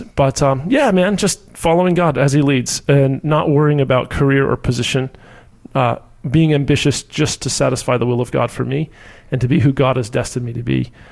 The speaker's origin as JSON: {"language": "English", "town": "Orlando", "region": "Florida", "country": "United States", "tie": "born or raised there", "also_born_or_lived": "Key West, Florida", "said": "originally from Key West, Florida, and I grew up in Orlando"}